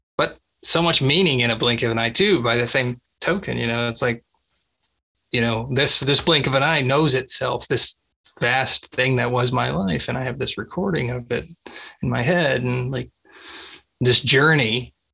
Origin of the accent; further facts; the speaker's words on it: Texas, United States; I grew up in Texas